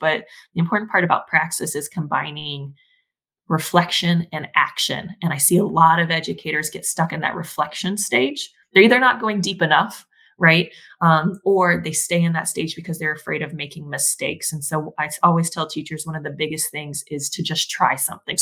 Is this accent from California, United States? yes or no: no; Texas, United States; I am originally from Texas, or at least that's where I spent most of my childhood growing up